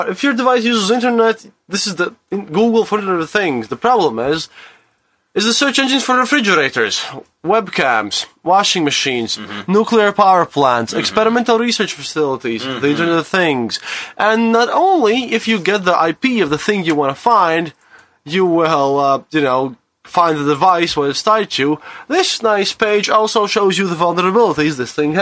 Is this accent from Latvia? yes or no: yes; Riga, Latvia; moved away; from Riga, Latvia, from EU